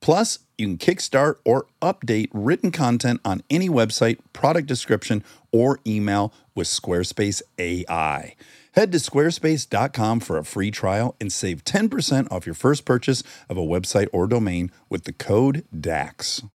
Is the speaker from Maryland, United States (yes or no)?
no; Detroit, Michigan, United States; accent: Michigan; I'm from Detroit.